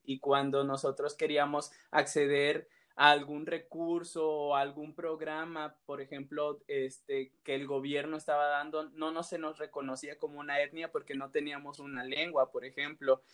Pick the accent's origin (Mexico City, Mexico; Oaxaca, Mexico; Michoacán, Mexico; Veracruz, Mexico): Oaxaca, Mexico; Santiago Llano Grande; mi pueblo se llama Santiago Llano Grande